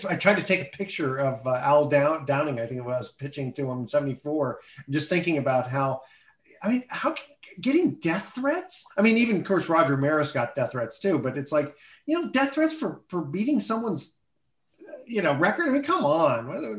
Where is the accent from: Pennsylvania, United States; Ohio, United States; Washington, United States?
Pennsylvania, United States; Pittsburgh; He goes, I grew up in Pittsburgh.